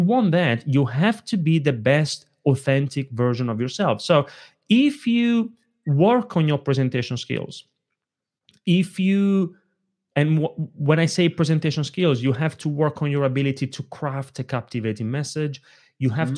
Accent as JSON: {"language": "English", "country": "Italy", "tie": "born or raised there", "moved": "yes", "said": "When I was a little kid growing up in Italy, I grew up in a family of very small business owners."}